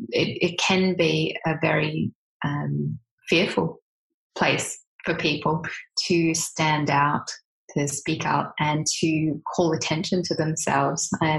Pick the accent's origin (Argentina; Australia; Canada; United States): Australia; if people don't recognize my accent, that I am Australian